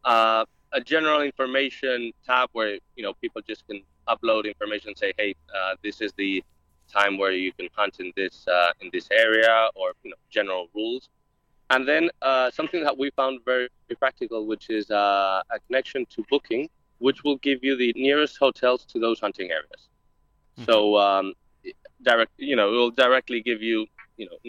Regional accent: Spain; I come from Spain

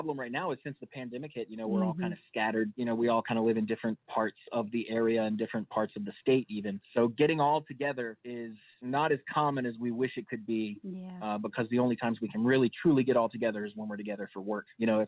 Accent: Charlotte, North Carolina, United States; moved away; We're from Charlotte, North Carolina originally

